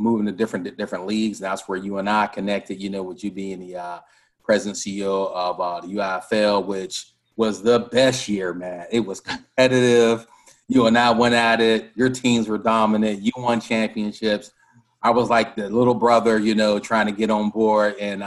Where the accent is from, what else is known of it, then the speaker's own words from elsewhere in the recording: Pittsburgh, Pennsylvania, United States; moved away as an adult; also born or lived in Ohio; I grew up in Pittsburgh, Pennsylvania, home of the Pittsburgh Steelers